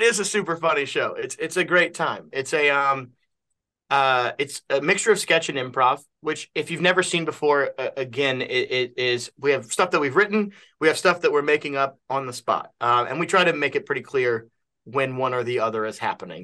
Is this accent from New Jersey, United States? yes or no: no; Kentucky, United States; I'm from Kentucky